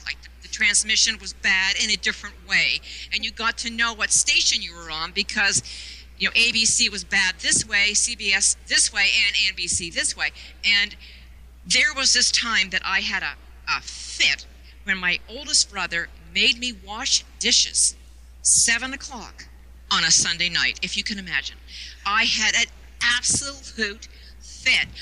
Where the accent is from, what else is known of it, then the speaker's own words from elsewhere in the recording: Toronto, Ontario, Canada; in Toronto, being a border city, it was my birthright